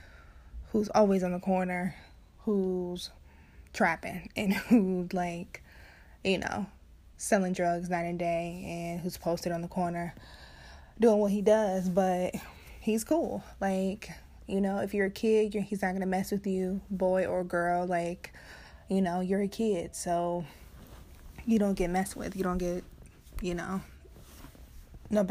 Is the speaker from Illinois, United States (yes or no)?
yes; Chicago, Illinois, United States; I was born and raised south side of Chicago, south side